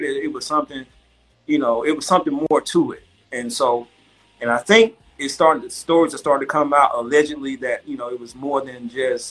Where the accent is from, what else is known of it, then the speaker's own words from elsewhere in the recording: Golden Triangle, Mississippi, United States; we're from the Golden Triangle